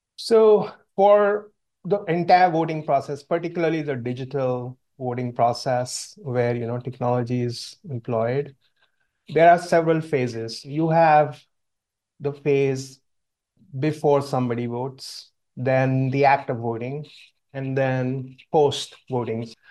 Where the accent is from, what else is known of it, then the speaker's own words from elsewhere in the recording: India; moved away; my brother and I grew up in India